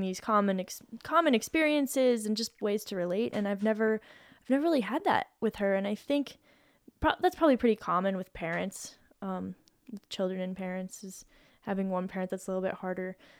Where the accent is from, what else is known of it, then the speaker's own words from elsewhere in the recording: Boulder, Colorado, United States; moved away as an adult; I moved away from Boulder